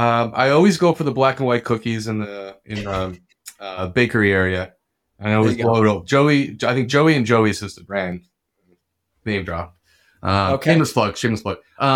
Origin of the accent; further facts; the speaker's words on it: New Jersey, United States; So I was born and raised in Bergen County, New Jersey. Lived there, obviously, for a while. I bounced over to Hoboken, put a little stint in there. From there, I moved out to the Lehigh Valley.